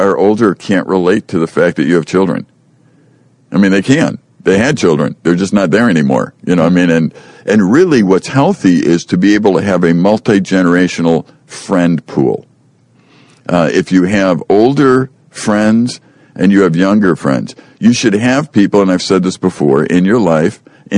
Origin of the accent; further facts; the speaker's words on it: Chicago, Illinois, United States; I grew up in Chicago